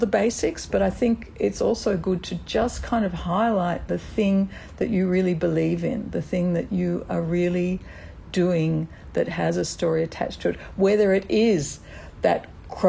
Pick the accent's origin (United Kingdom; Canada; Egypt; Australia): Australia; as an Australian